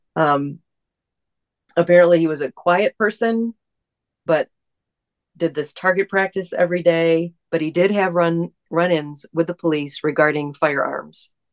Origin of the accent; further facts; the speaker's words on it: East Lansing, Michigan, United States; there was a situation in my hometown